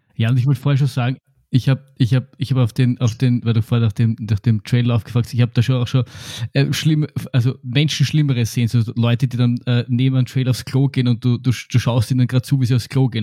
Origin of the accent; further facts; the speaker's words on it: Austria; bei uns in Österreich